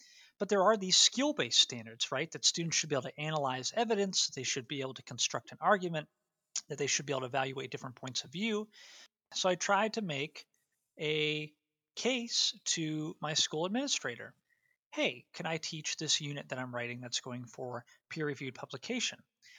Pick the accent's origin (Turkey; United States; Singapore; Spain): United States; Ohio; teaching in a completely different context from where I was raised in Northeast Ohio, I was teaching down in rural South Carolina